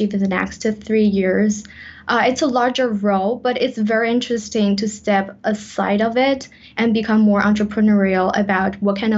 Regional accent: China; English is a second language; also born or lived in West Africa; now in Canada; I was born in China, and I started learning English when I was 3 years old

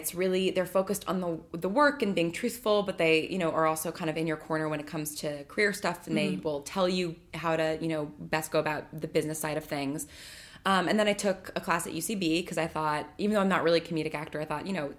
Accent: suburbs of New York, United States; also born or lived in Manhattan, New York / Bay Area, California; And then came back to the suburbs of New York. And I grew up there and really, really small high school. So, and you know, very, very small town.

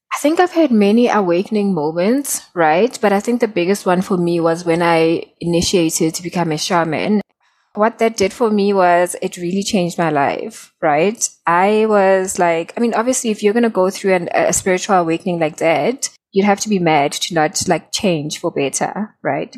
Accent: South Africa; I'm from South Africa

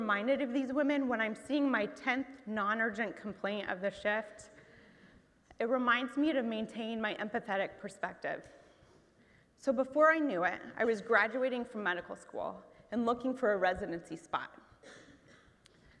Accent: Muncie, Indiana, United States; my hometown of Muncie, Indiana

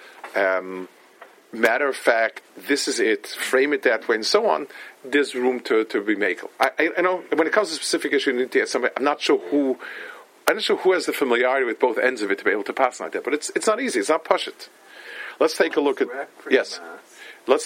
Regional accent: New York City, New York, United States; moved away; I grew up in Lower East Side, and my mother used to live there

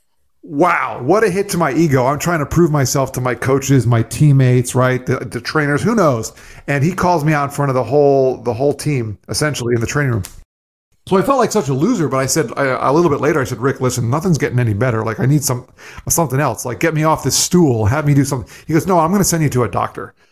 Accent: South Florida, United States; also born or lived in New York; I grew up in South Florida for the most part. I was actually born in New York and moved down here when I was 3, still live here now.

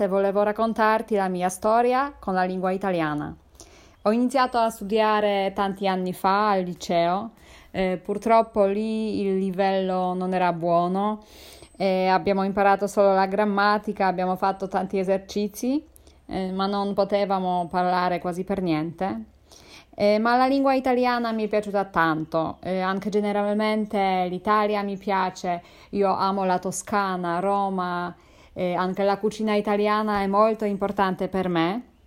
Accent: Poland; Italian is a second language; also born or lived in Warsaw; sono polacca, vivo a Varsavia.

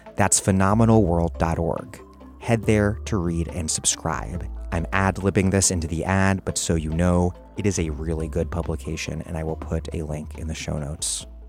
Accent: Washington, District of Columbia, United States; now in Providence, United States; I was growing up in Washington, D C in the nineteen nineties

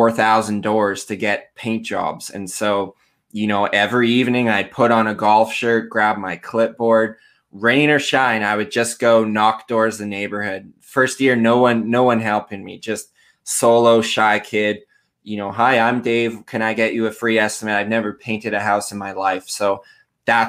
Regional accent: Surrey, British Columbia, Canada; I am from Canada. I'm in a small-ish town in British Columbia. Here is one of our provinces. And I've been pretty much born and raised. I live just outside Vancouver in a town called Surrey.

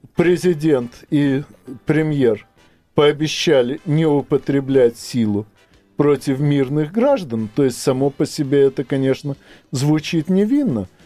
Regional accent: Ukraine; на моей малой родине

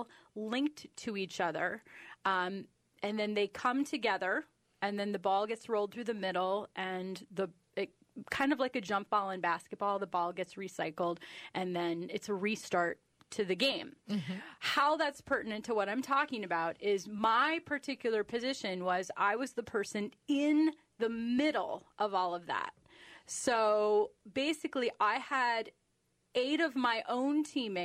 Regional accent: northwest corner of Illinois, United States; moved away as an adult; now in Minnesota, United States; I grew up in a farm in the northwest corner of Illinois.

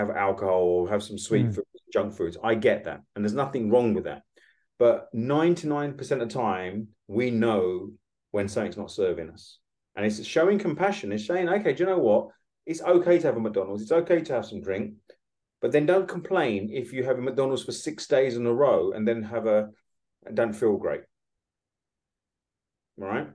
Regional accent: United Kingdom; we, as a British

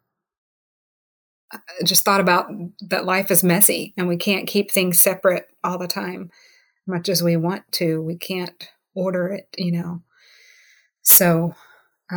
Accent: the South, United States; I grew up in the South, you know, and I didn't like molasses when I was growing up.

